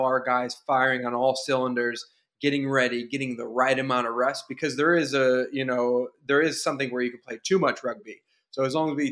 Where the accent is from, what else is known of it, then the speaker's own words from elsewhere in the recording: United States; growing up in America